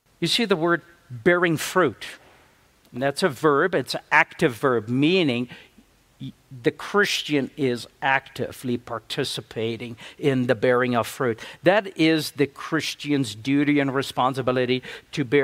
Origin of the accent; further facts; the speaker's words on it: South Africa; moved away; I'm from South Africa. I make up English as I go along